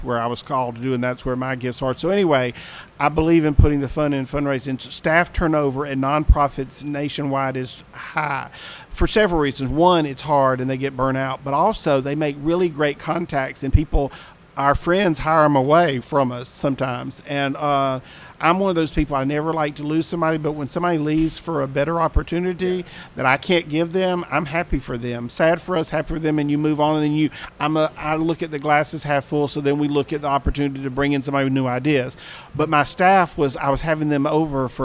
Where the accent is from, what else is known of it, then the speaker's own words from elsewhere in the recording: Mississippi Gulf Coast, United States; moved away; I grew up on the Mississippi Gulf Coast